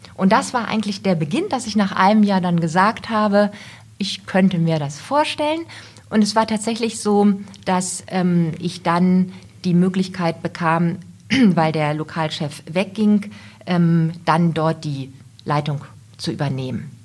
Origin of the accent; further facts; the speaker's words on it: Goslar, Lower Saxony, Germany; also born or lived in Braunschweig / Göttingen; ich bin das Kind der Region, bin geboren in Goslar im schönen Goslar und daher auch meine Liebe zum Harz